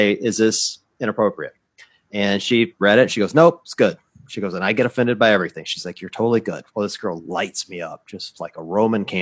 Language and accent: English; Tupelo, Mississippi, United States; moved away; my hometown's Tupelo